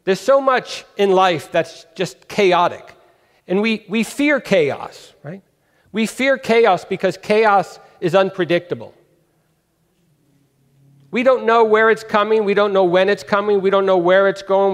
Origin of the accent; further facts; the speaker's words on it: California, United States; also born or lived in New York; When I was 4 years old, we moved from New York to California